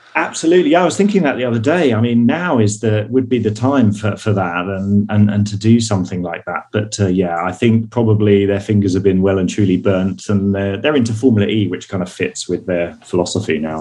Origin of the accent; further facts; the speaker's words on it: United Kingdom; I'm British.